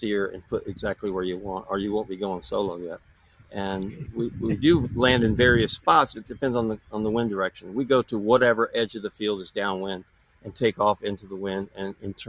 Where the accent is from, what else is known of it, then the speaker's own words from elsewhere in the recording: Tampa, Florida, United States; moved away; also born or lived in California; I grew up in Tampa and grew up water skiing